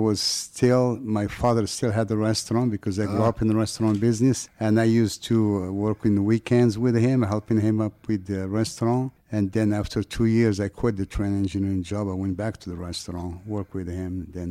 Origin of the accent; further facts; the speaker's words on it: Morocco; if you have the little French accent, even though I'm from Morocco.